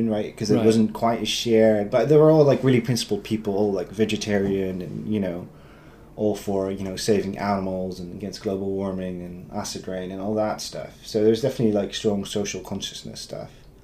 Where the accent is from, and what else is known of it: Netherlands; born or raised there; English is a second language; moved away